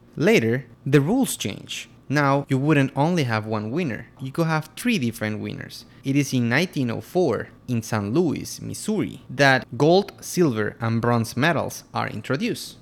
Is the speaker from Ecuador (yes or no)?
yes; Quito, Pichincha, Ecuador; I'm from Quito, Ecuador